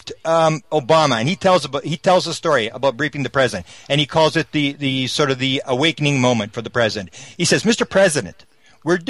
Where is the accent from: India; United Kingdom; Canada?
Canada; I'm a Canadian